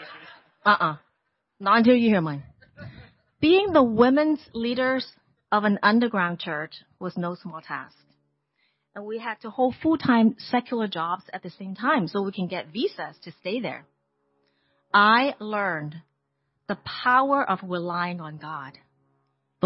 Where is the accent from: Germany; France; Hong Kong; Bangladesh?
Hong Kong; moved away as an adult; also born or lived in Portland, Oregon; people of Hong Kong, like me